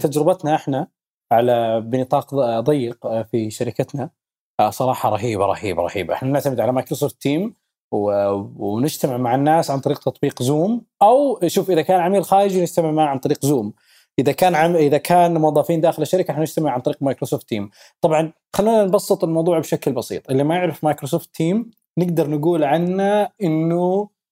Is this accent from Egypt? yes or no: no; Saudi Arabia; احنا عندنا بالسعوديه